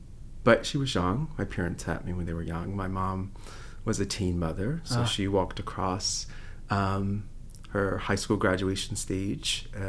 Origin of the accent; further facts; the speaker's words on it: Broadnecks, Southern Virginia, United States; also born or lived in North Carolina; now in Chapel Hill, United States; I grew up in Southern Virginia in a small rural town. it probably called Broadnecks, Virginia.